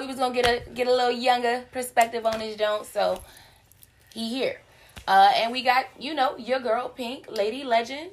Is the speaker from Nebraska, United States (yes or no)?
no; Virginia, United States; we're from Virginia